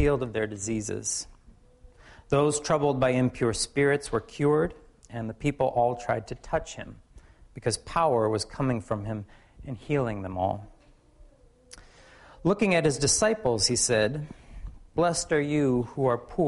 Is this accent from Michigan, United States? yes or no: yes; Michigan, United States; now in Seattle, United States; I'm from Michigan